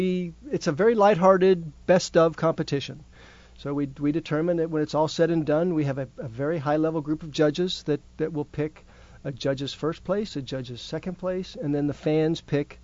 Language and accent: English; Georgia, United States; I come from Georgia.